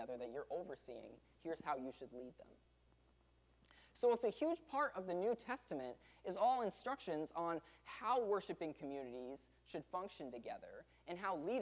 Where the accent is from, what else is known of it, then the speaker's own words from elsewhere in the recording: the South, United States; we're from the South